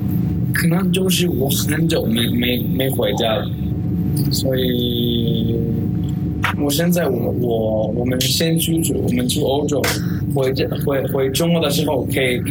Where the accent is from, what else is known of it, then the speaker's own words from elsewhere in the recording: Basque Country, Spain; Chinese is a second language; now in China; 我是皇皇家社会